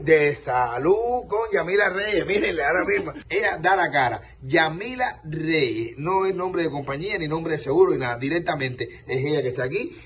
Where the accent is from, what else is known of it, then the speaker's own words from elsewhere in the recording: Cuba; moved away as an adult; also born or lived in Spain; now in Dominican Republic; la cuadra donde yo nací en eh, curiente la Libertad y Milagro